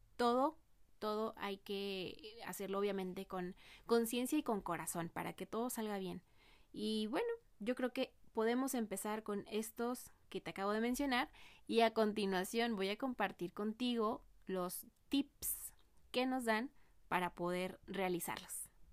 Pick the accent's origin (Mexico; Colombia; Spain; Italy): Mexico; como mexicanos no tenemos ese hábito eh, de ahorrar